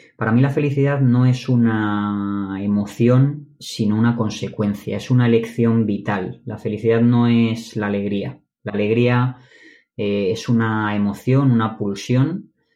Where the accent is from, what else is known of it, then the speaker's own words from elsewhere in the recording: Madrid, Community of Madrid, Spain; Yo soy de Madrid